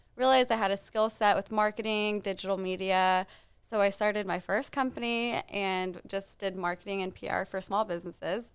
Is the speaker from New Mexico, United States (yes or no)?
yes; Albuquerque, New Mexico, United States; moved away as an adult; also born or lived in Lubbock, Texas / Dallas, Texas; I'm from Albuquerque, New Mexico.